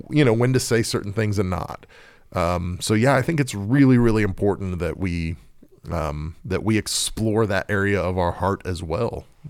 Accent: Oklahoma, United States; I'm, I'm from Oklahoma

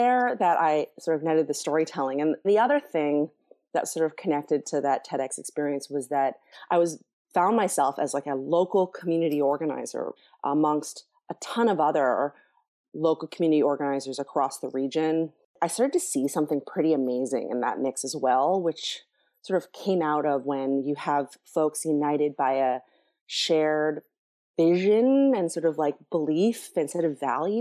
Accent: Toronto, Ontario, Canada; I was born and raised in Toronto in an interracial family

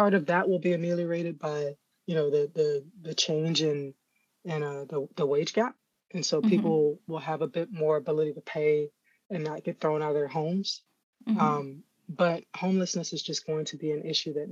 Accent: Florida, United States; I'm from Florida

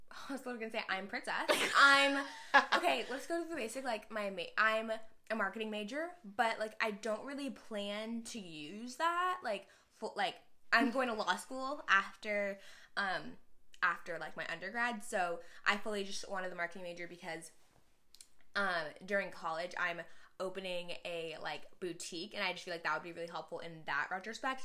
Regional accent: Houston, Texas, United States; I'm from Houston.

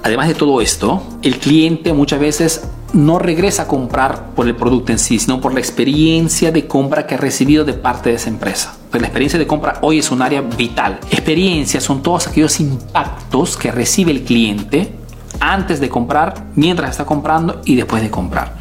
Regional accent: Peru; now in Italy

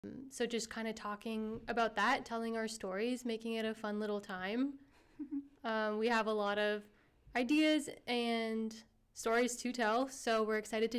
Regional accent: Canada; I am not from the U.S., but I'm from Canada, so kind of just similar lifestyle growing up in North America. But my parents, our ethnicity is Armenian

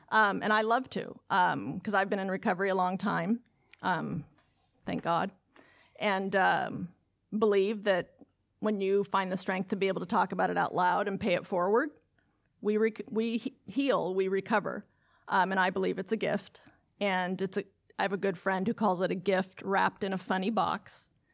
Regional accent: Lake Oswego, Oregon, United States; it will open in my hometown. And the district that is chartering the school is the district that I graduated from, from high school. And when I graduated from Lake Oswego High School

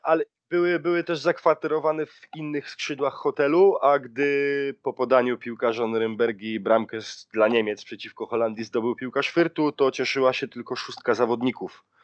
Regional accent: Silesian Voivodeship, Poland; now in Germany; ja pochodzę ze Śląska

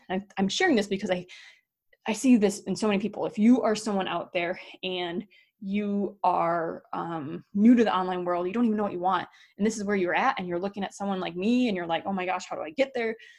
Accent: Wisconsin, United States; moved away; also born or lived in North Dakota; Wisconsin, my home state

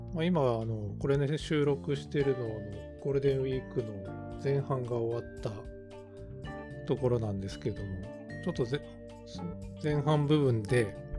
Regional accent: Tokachi, Hokkaido, Japan; 十勝の出身

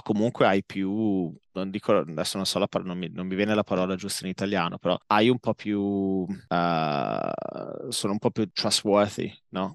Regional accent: Modena, Emilia-Romagna, Italy; moved away as an adult; also born or lived in London; now in Tokyo, Japan; Io sono, uh, sono, originario di Modena, Ho, sono nato e cresciuto a Modena

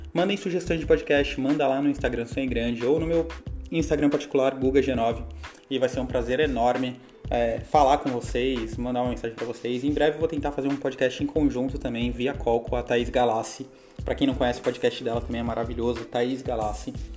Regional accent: Baixada Santista, São Paulo, Brazil; moved away; A gente, lá da onde eu vim, lá da Baixada Santista, a gente chama de garganta

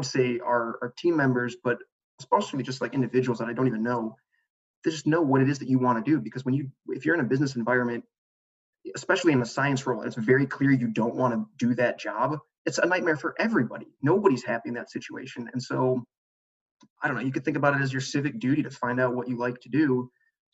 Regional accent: Chicago, Illinois, United States; moved away; I'm from Chicago. So my family was in Chicago

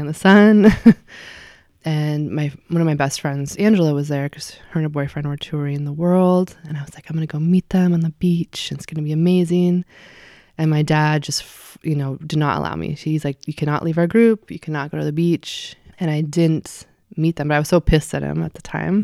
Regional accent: Eugene, Oregon, United States; moved away as an adult; also born or lived in Spokane, Washington / Richland, Washington / Camp Sherman, Oregon / Seattle, Washington; Eugene is where I grew up. So from when I was two and a half to, hmm, eighteen.

